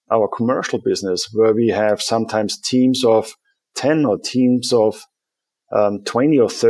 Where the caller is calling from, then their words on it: Munich, Bavaria, Germany; I'm dialing in from rainy Munich today. Rainy Munich. Which is my home, running the business from here.